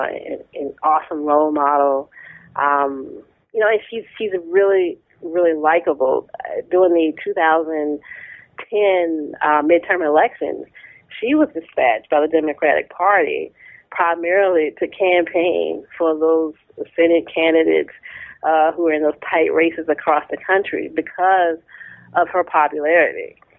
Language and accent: English; Tappahannock, Virginia, United States; I grew up in Tappahannock, Virginia, a small town, centrally located uh, in the state